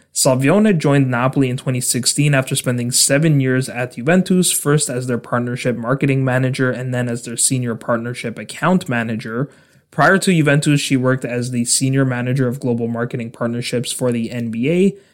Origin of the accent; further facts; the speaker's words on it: Canada; my home country of Canada